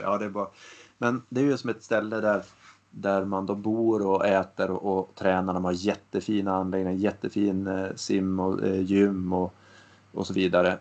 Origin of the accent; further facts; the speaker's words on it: Västernorrland County, Sweden; now in Gothenburg, Sweden; jag bor ju i Göteborg idag men jag har ju mina kopplingar här uppifrån Ångermanland